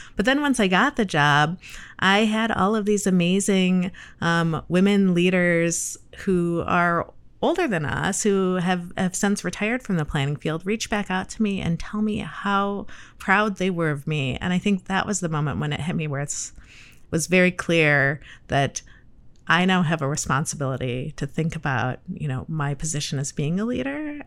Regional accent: Michigan, United States; moved away as an adult; also born or lived in Cleveland, Ohio; now in Chicago, United States; I am from Michigan

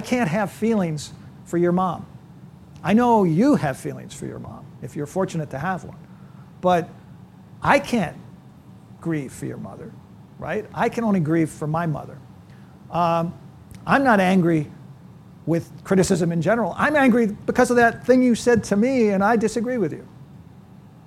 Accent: California, United States; moved away; also born or lived in Iowa; I grew up in California

